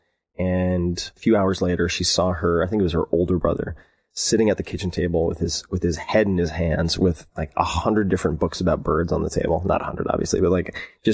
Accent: Long Island, New York, United States; I was raised on Long Island

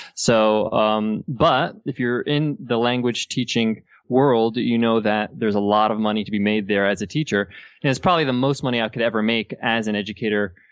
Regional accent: United States; moved away as an adult; also born or lived in Dubai; I was born and raised in the States, but my parents are Egyptian.

